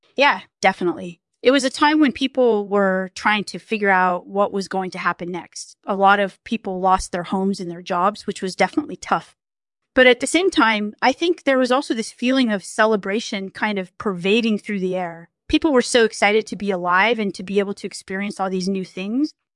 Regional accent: Hungary; I grew up in Hungary before the wall came down

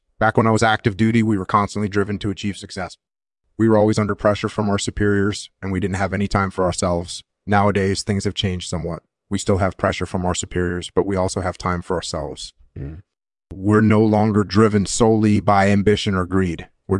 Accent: Hawaii, United States; I was born and raised in Hawaii, and I enlisted in the military at the age of 19.

